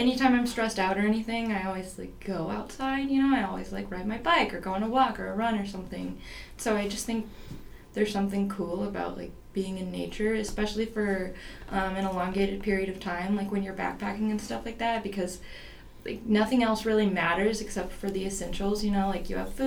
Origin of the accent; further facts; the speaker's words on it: Rogers, Arkansas, United States; I'm from Rogers, so it's pretty close, just about 45 minutes away. So, yes, I'm from Arkansas